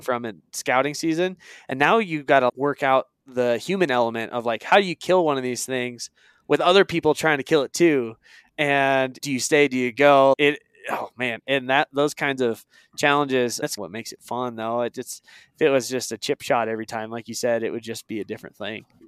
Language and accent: English; Eastern Oregon, United States; moved away; I moved away from Eastern Oregon where I grew up